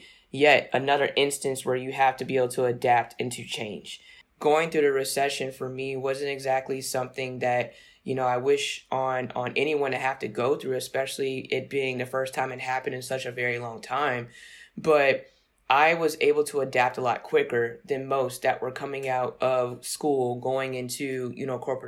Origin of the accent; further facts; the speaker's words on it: Newport News, Virginia, United States; growing up in Newport News, Virginia was all about.